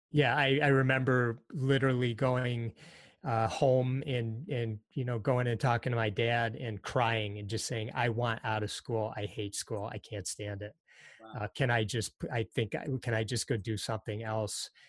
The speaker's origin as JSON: {"language": "English", "town": "Detroit", "region": "Michigan", "country": "United States", "tie": "born or raised there", "also_born_or_lived": "Hartford, Connecticut", "said": "early on we moved to the Detroit area. So I've really grown up in the Detroit area since I was quite young"}